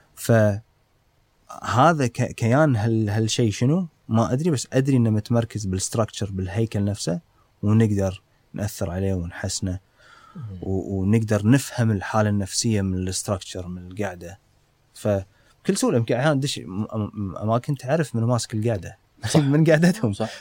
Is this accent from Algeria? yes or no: no; Kuwait; عندنا بالكويت